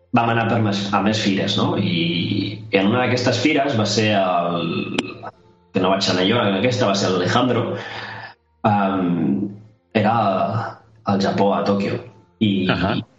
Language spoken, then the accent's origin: Catalan; Sant Joan Despí, Catalonia, Spain; Jo no sóc de Barcelona capital, sóc de Sant Joan d'Espí